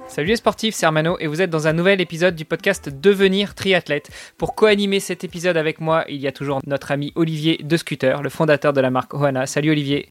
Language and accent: French; France; un Français